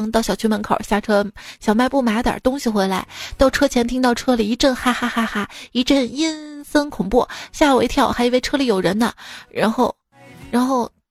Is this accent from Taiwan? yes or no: no; Northeast China, China; 要我说这些方法肯定不是我们东北人研究的，因为东北人不可能剩酒的。